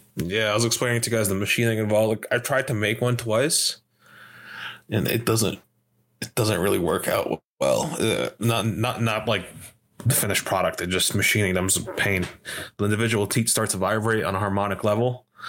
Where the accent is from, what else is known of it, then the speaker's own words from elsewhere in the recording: New York, United States; I was from New York